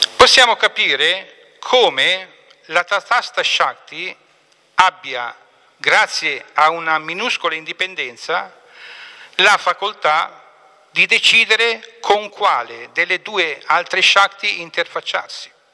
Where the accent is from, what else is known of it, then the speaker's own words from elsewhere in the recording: Apulia, Italy; io sono pugliese di origine